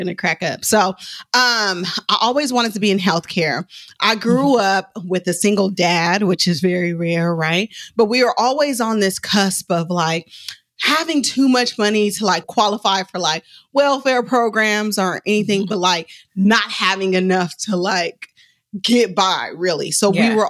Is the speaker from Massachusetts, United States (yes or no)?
no; Oakland, California, United States; I'm from West Oakland.